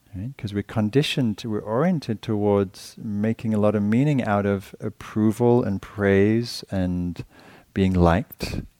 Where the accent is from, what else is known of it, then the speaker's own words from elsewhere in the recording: England, United Kingdom; moved away; being English